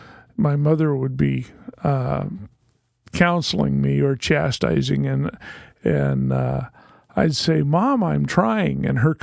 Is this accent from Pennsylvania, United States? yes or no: no; Corvallis, Oregon, United States; also born or lived in Salem, Oregon; now in Portland, United States; I was born and raised in Corvallis, Oregon. I went to elementary school, junior high school, and college in that town. That's where I met my wife. We moved from Corvallis